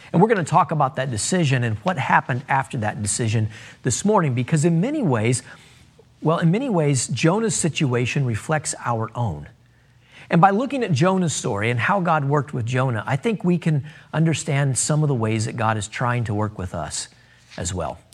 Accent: United States; as Americans

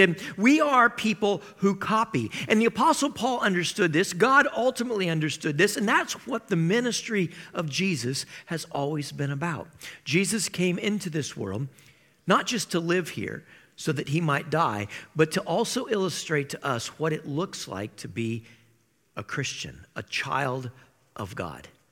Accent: Iowa, United States; I grew up in Iowa

